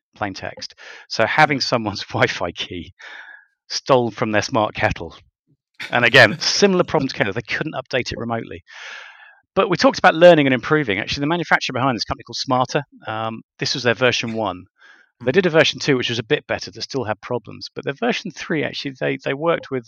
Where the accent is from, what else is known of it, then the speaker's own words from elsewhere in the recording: United Kingdom; I'm a Brit